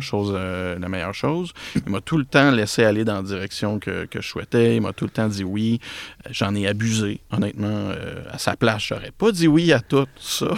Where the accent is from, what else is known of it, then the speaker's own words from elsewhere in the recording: Repentigny, Quebec, Canada; now in L'Épiphanie, Canada; je suis un gars de Repentigny